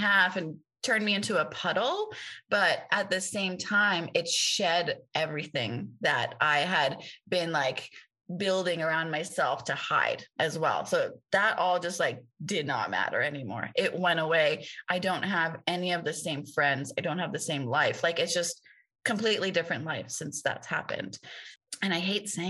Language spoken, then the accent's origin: English; Tehran, Tehran Province, Iran; now in United States; I grew up in the only Hindu temple in Tehran where my father was the pujari